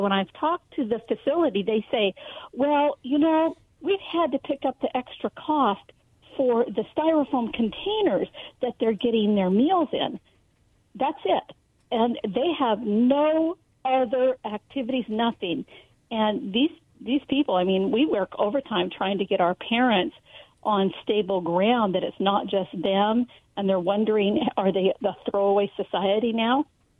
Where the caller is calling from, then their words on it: Benton City, Washington, United States; I'm calling from Benton City.